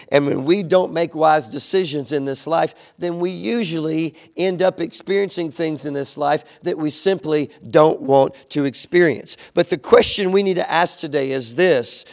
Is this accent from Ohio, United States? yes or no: no; DeQuincy, Louisiana, United States; growing up in Southwest Louisiana, growing up in Lake Charles and in these smaller little towns around Lake Charles